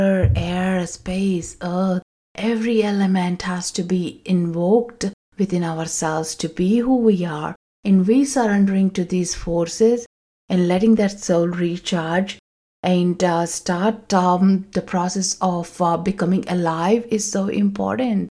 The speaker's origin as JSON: {"language": "English", "region": "South India", "country": "India", "moved": "yes", "said": "I come from South India, we have a festival called Ugadi"}